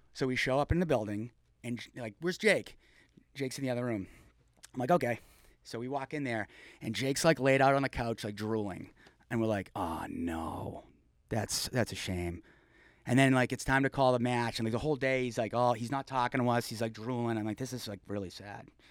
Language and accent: English; Mansfield, Massachusetts, United States; also born or lived in Foxborough, Massachusetts; I grew up in Mansfield, moved over to Foxborough